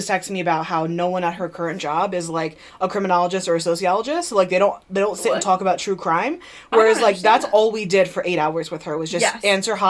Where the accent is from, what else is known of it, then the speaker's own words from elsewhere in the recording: New Jersey, United States; I grew up in New Jersey, but I grew up right across the river from Pennsylvania